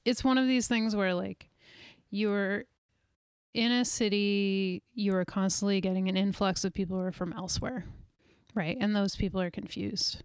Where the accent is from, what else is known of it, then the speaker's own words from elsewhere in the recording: New York, United States; moved away as an adult; also born or lived in Walla Walla, Washington; now in Portland, United States; I grew up in New York